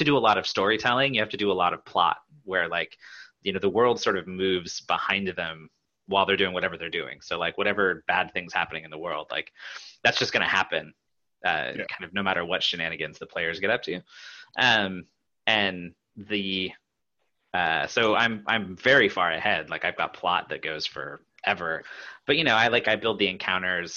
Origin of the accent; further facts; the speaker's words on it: Pacific Northwest, United States; I grew up in the Pacific Northwest